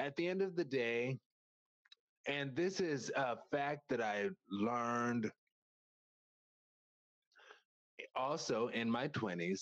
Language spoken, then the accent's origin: English; upstate New York, United States; moved away; I was born in New York City, right? And then I spent the first part of my childhood in upstate New York